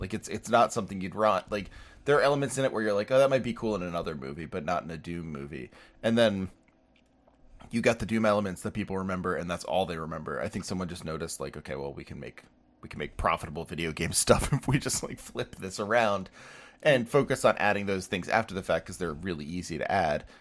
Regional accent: United States; I'm an American.

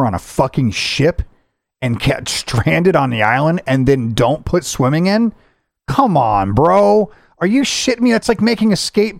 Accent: United States; I'm an American

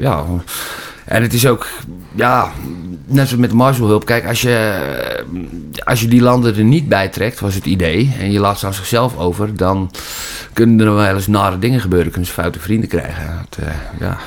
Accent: Holland, Netherlands; vanuit mijn Nederlandse identiteit als echte Hollander

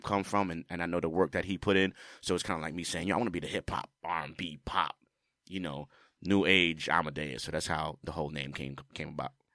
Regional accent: New York City, New York, United States; I'm from the Bronx.

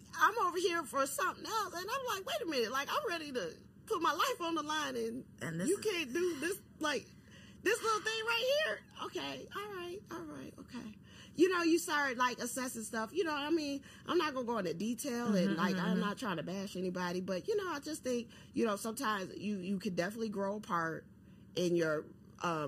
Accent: Chicago, Illinois, United States; I'm from Chicago

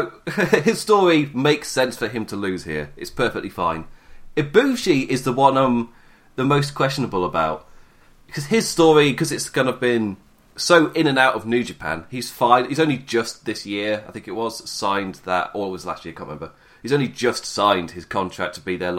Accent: England, United Kingdom; I'm English.

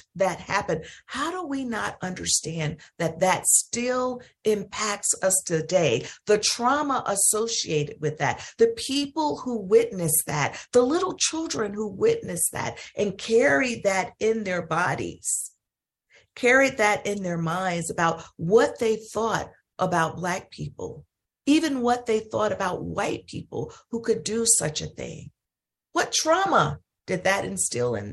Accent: Holly Springs, Mississippi, United States; my hometown in Holly Springs, Mississippi

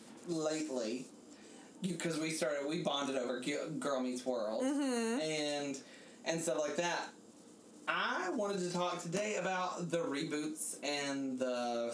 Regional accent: Alabama, United States; now in New York, United States; I'm from Alabama

